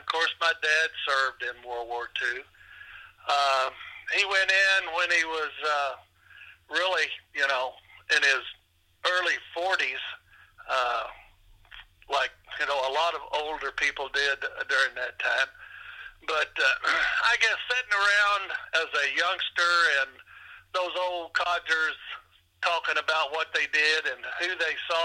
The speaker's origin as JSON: {"language": "English", "town": "Bowling Green", "region": "Kentucky", "country": "United States", "tie": "born or raised there", "also_born_or_lived": "Madisonville, Kentucky", "lives_now": "Henderson, United States", "said": "I grew up in Bowling Green, Kentucky"}